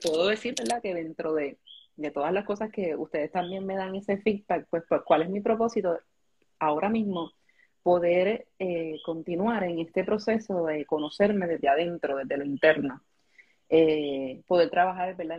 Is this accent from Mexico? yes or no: no; Puerto Rico; aquí los puertorros